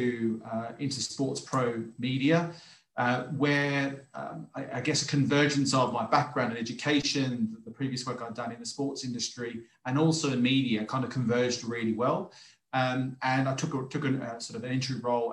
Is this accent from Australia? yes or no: yes; Australia; moved away; as a kid growing up, playing sports, being an Australian, sports is all part of the culture and lifestyle there